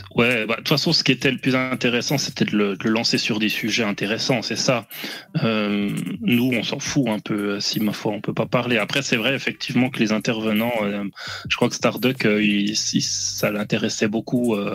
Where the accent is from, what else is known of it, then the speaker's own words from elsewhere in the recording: Réunion; Je suis un réunionnais